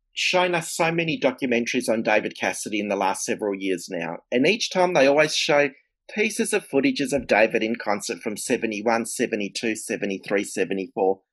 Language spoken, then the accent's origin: English; Melbourne, Victoria, Australia; I'm from Melbourne, Australia